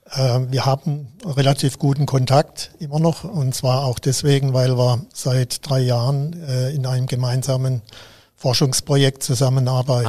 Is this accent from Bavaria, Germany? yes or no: no; Lahr, Baden-Württemberg, Germany; also born or lived in Karlsruhe / Mainz / Freiburg; ich stamme aus La, gebürtig aus